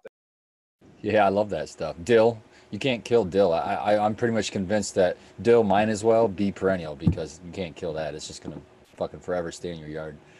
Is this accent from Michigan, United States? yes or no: yes; Michigan, United States; also born or lived in Texas; growing up in Michigan